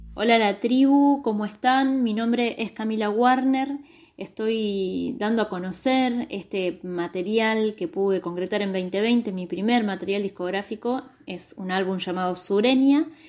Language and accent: Spanish; Bariloche, Río Negro, Argentina; un lugar que es un icono turístico como Bariloche, que es mi ciudad natal